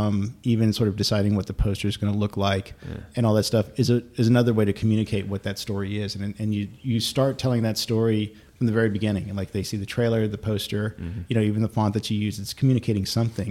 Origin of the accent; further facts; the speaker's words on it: United States; I'm an American citizen